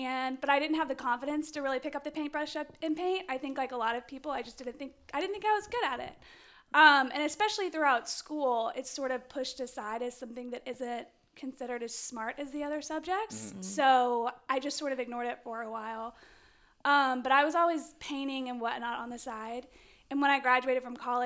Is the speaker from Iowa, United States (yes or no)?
no; Georgia, United States; I'm from Georgia.